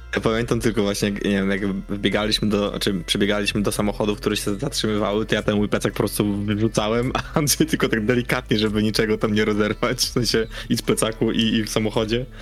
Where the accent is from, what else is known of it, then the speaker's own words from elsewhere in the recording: Poland; jesteśmy z Polski